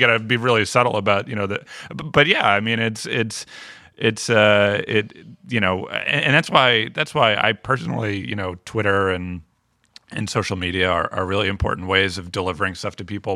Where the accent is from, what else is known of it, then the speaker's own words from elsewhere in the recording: Chelmsford, Massachusetts, United States; now in Providence, United States; I'm from Massachusetts, uh, from Chelmsford, Mass, just outside of Lowell